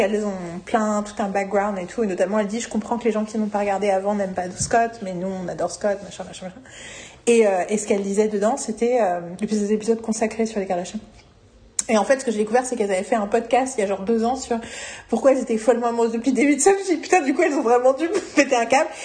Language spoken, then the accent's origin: French; Paris, Île-de-France, France; je suis parisienne